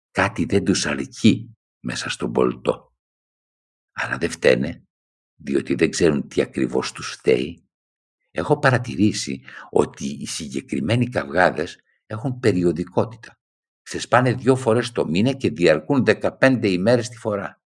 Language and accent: Greek; Thessaloniki, Central Macedonia, Greece; moved away as an adult; Η μία ήταν όταν έφυγα από τη Θεσσαλονίκη, από το πατρικό μου σπίτι ήμουν ένα παιδί που προχώραγε κανονικά.